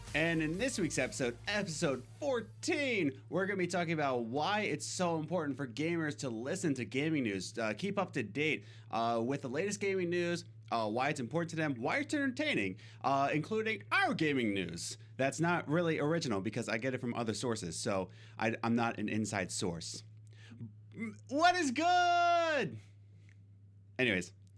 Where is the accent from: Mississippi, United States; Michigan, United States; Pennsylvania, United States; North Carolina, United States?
Pennsylvania, United States; Philadelphia; now in New York, United States; I'm from Pennsylvania. Uh, well, originally from Philadelphia. We moved to Loyola, Pennsylvania. Now we're in New York